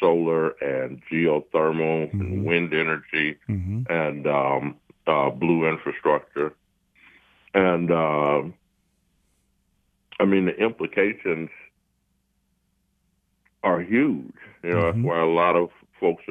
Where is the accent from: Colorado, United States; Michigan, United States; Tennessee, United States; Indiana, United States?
Michigan, United States; Highland Park; I wanted to come back to Highland Park. I wanted to come back to my hometown